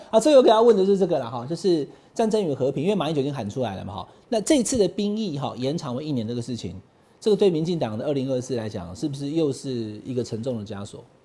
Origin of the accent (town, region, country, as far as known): Taiwan